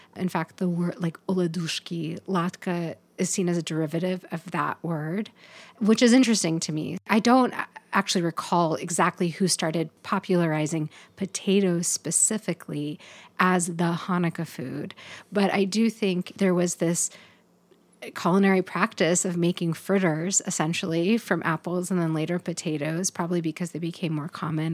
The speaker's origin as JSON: {"language": "English", "region": "Pacific Northwest", "country": "United States", "tie": "born or raised there", "also_born_or_lived": "Portland", "said": "living here in this place growing up in the Pacific Northwest"}